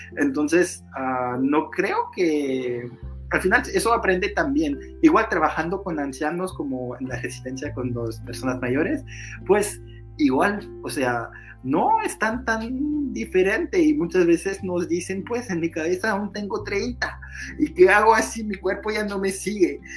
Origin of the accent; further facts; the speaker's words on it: Portugal; Spanish is a second language; now in France; Yo soy portugués también